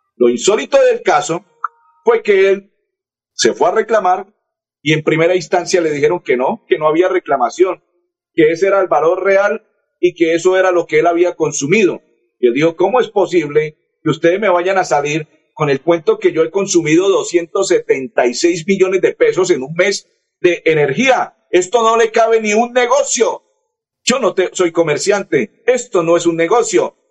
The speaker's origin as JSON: {"language": "Spanish", "country": "Colombia", "said": "soy colombiano"}